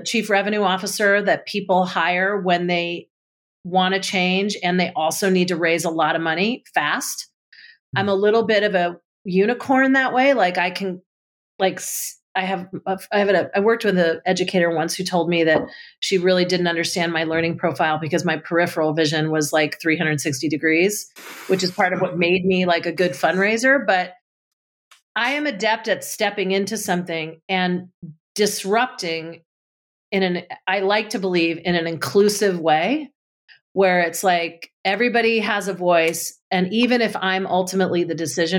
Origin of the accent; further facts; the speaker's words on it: New Jersey, United States; being in kindergarten, for example, in growing up in New Jersey